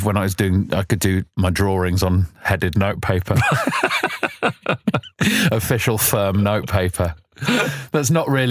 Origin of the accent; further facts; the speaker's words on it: London, United Kingdom; I'd say Southwest London is my hood. I was born in Southwest London.